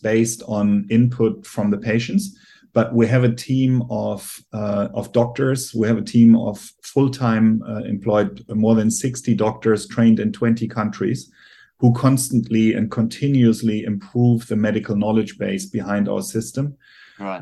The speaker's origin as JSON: {"language": "English", "country": "Germany", "accent": "German", "second_language": "English", "said": "I'm obviously from Germany, as you can hear by my accent"}